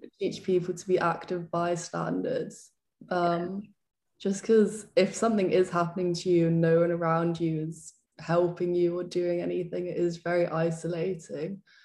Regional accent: London, United Kingdom; moved away as an adult; now in Leeds, United Kingdom; growing up in London

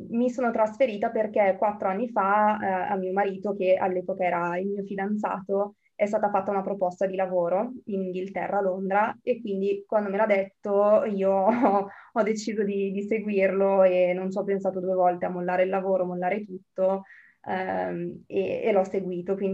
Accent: Bergamo, Lombardy, Italy; now in United Kingdom; mm, sono originaria di Bergamo in questo momento sono a Bergamo

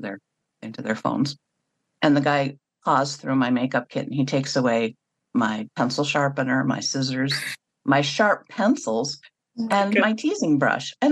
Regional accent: North Tonawanda, New York, United States; also born or lived in Buffalo; well, North Tonawanda.

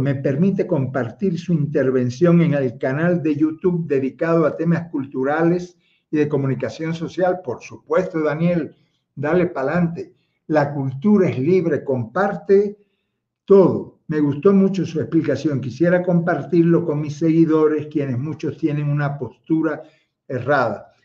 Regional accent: Havana, Cuba; now in Quito, Ecuador; yo nací en La Habana, hermano, en Marianao nací yo

